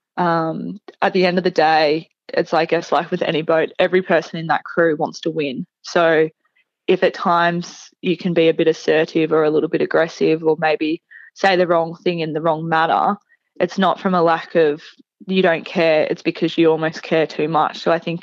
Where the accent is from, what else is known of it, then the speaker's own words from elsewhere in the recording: Nhill, Victoria, Australia; growing up in Neil, it was when I was growing up, we're in the middle of a drought, so Neil's half an hour away from Dimboola